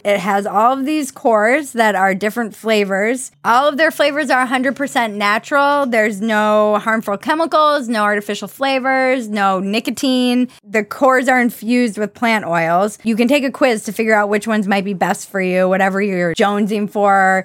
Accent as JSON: {"language": "English", "town": "Minneapolis", "region": "Minnesota", "country": "United States", "said": "I'm from Minneapolis"}